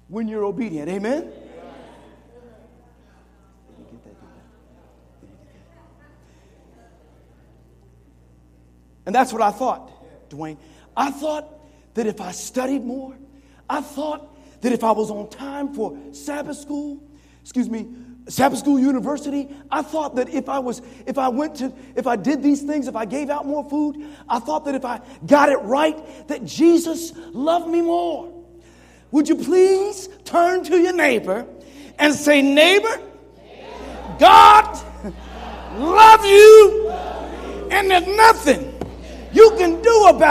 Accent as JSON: {"language": "English", "town": "Springfield", "country": "United States", "tie": "born or raised there", "said": "When I grew up in Springfield"}